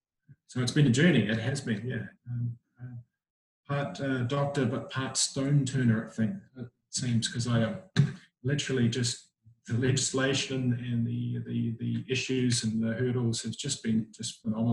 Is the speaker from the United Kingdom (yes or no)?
no; Whangamata, Waikato, New Zealand; moved away as an adult; also born or lived in Wellington, New Zealand / Auckland, New Zealand; now in Gold Coast, Australia; Grew up in a small town in New Zealand called Whangamata, and then moved to Auckland, did my training as a doctor. And then I've moved around the place in New Zealand to learn my trade, and then came across to Australia.